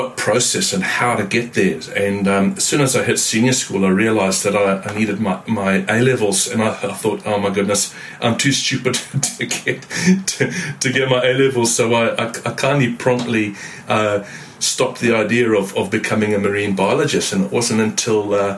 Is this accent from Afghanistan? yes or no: no; Zimbabwe; moved away as an adult; now in New Zealand; I've been in New Zealand for the last 26 years, but I'm formerly born and bred in Zimbabwe